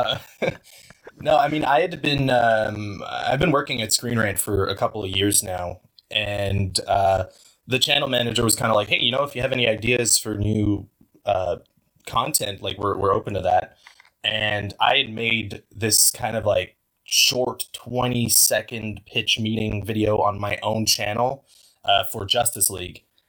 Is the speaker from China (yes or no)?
no; Canada; I'm a Canadian guy